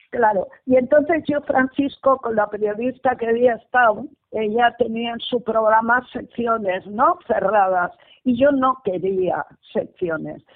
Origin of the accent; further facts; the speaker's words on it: Bilbao, Basque Country, Spain; soy de Bilbao y resido en Bilbao